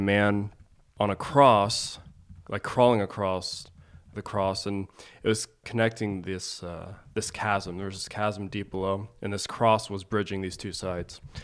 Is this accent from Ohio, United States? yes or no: yes; Springfield, Ohio, United States; I grew up in Ohio, Springfield, Ohio